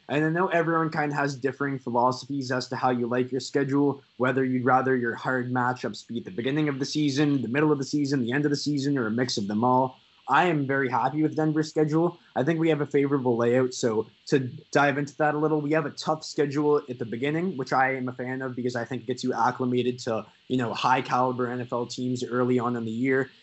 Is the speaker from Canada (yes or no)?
yes; Canada; we're Canadian